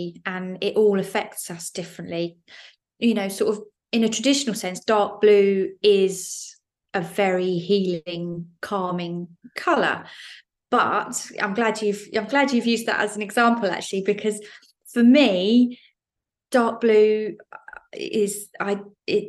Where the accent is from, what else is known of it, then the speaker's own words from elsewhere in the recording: Isle of Wight, South East England, United Kingdom; moved away; I grew up on the Isle of Wight